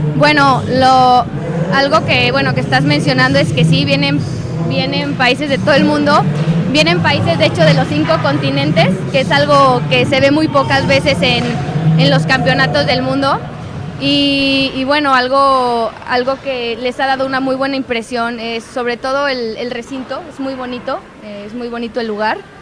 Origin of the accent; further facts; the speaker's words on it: San Luis Potosí, Mexico; Soy de San Luis Potosí